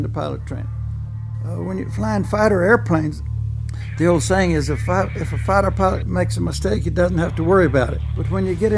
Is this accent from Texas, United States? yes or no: yes; Temple, Texas, United States; I was born and raised in Temple, Texas, in the heart of Texas, 60 miles north of Austin